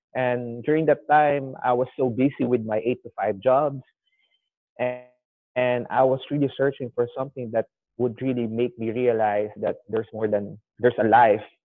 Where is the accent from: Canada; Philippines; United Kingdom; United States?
Philippines; I'm 29, a Filipino traveler.